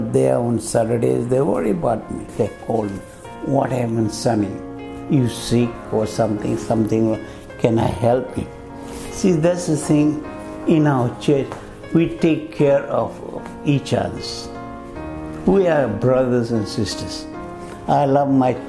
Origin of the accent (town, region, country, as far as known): Fiji; born or raised there; moved away